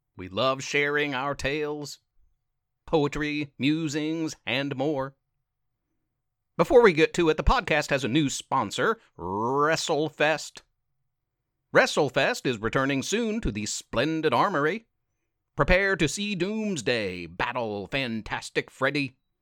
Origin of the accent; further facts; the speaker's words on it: South Point, Ohio, United States; I'm from South Point High